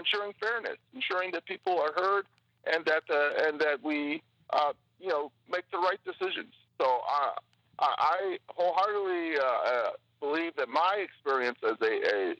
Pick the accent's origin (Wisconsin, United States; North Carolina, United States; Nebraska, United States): Wisconsin, United States; Milwaukee; Growing up in Milwaukee as an African-American